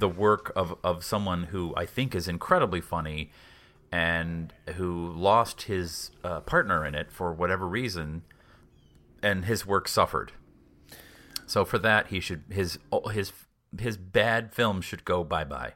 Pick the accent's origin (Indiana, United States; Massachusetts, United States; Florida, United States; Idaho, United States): Massachusetts, United States; Boston; I grew up in Boston